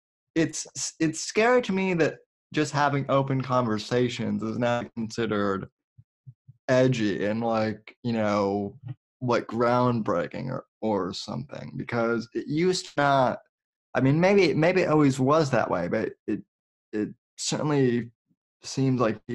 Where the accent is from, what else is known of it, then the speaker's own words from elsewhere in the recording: Colorado, United States; moved away as an adult; now in Florida, United States; I'm originally from Colorado.